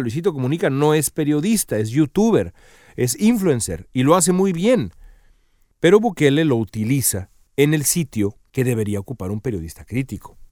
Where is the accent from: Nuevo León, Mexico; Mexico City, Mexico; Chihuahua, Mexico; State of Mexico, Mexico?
Mexico City, Mexico; now in Los Angeles, United States; de donde yo vengo